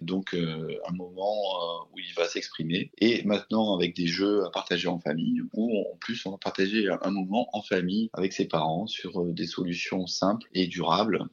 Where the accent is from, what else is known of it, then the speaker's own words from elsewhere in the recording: Aix-en-Provence, Provence-Alpes-Côte d'Azur, France; on est natif d'Aix-en-Provence